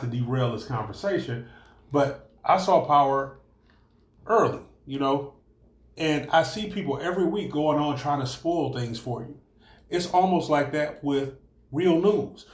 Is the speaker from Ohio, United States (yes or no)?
yes; Cleveland, Ohio, United States; we grew up in Cleveland